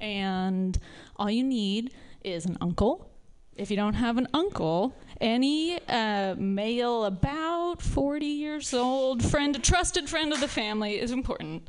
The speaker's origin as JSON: {"language": "English", "region": "the Bible Belt", "country": "United States", "moved": "as an adult", "lives_now": "San Francisco, United States", "said": "I'm from the Bible Belt"}